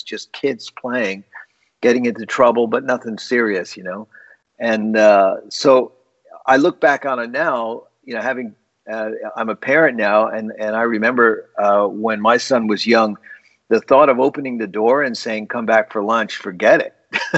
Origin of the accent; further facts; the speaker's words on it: East Coast, United States; moved away as an adult; also born or lived in Berkeley, California / New York City; now in San Francisco, United States; growing up in the East Coast